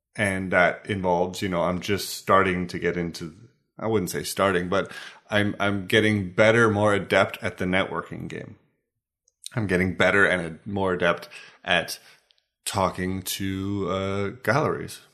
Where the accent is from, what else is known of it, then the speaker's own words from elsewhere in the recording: United States; now in Denmark; as an American